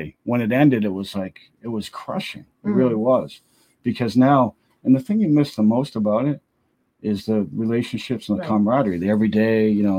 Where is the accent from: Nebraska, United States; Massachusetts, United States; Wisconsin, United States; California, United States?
Massachusetts, United States; Needham; I grew up in Needham, Mass.